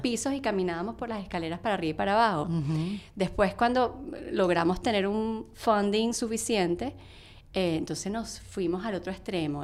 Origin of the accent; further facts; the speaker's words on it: Venezuela; moved away as an adult; now in New York, United States; yo me vine de Venezuela